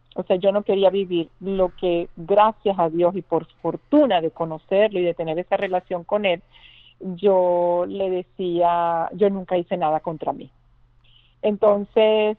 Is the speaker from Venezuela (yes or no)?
yes; Venezuela; moved away